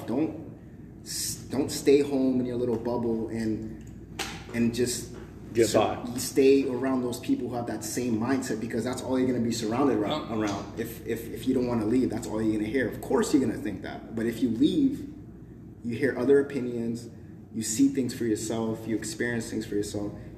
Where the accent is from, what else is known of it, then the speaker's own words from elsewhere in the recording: Boston, Massachusetts, United States; moved away; I'm from Boston